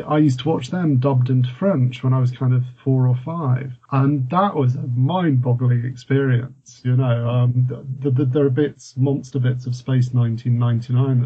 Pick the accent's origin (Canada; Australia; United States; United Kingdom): United Kingdom; born or raised there; also born or lived in France